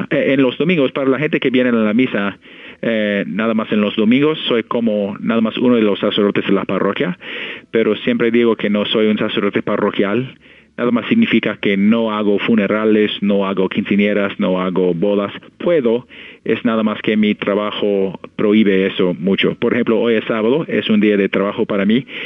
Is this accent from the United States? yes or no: yes; Omaha, Nebraska, United States; Spanish is a second language; soy de Omaha. Mi, parroquia de mi juventud era San Wenceslao, ah, en calle 156 y Pacific. Y soy de aquí, mi familia es de aquí de, generaciones. yo asistí a la escuela de San Wenceslao y también la middle school en Kiwit.